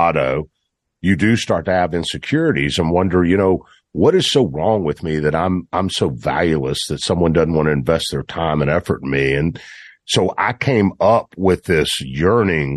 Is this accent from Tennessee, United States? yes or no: yes; Memphis, Tennessee, United States; I grew up in Memphis